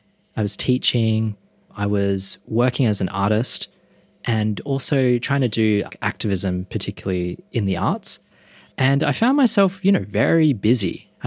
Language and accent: English; Perth, Western Australia, Australia; now in Sydney, Australia; I grew up in Perth. My dad is Chinese Malaysian and his family are, we could say, culturally Buddhist.